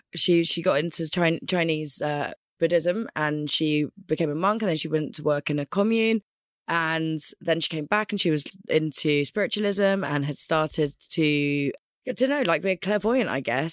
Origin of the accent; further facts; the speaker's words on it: Scotland, United Kingdom; also born or lived in London; I was born in London. Yeah. Uh, within about two weeks, I was up in Scotland, which was actually where I'm from. I'm actually a Scot.